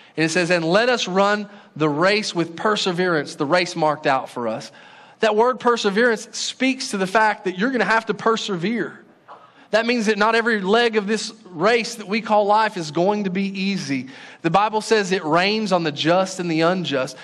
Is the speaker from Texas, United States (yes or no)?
yes; Paris, Texas, United States; the church that I grew up in Paris, Texas